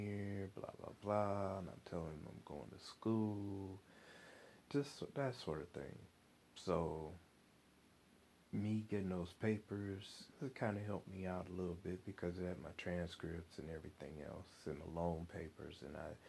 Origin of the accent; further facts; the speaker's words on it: Flint, Michigan, United States; moved away as an adult; also born or lived in Mississippi; I'm from Michigan